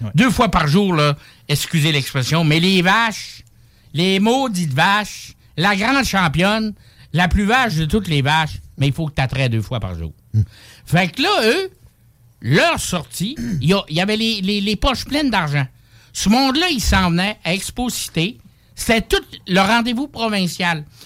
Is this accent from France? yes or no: no; Saguenay, Quebec, Canada; moved away; also born or lived in Montreal; je viens du Saguenay, j'étais à Montréal, j'étais partout un peu.